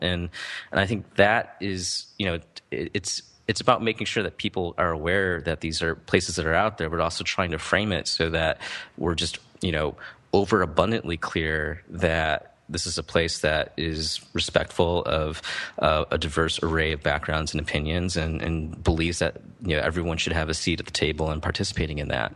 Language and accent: English; Midwest, United States; I grew up in the Midwest